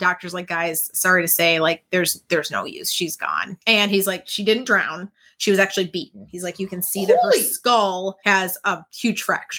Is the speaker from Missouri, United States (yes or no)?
no; Minnesota, United States; It's like when I say I'm from Minneapolis. Yeah. And it's like, I'm not. We're from a suburb.